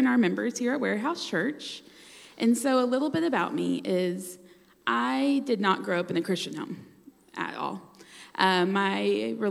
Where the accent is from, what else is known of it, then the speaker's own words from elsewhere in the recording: the South, United States; Growing up in the South, you have friends that go to church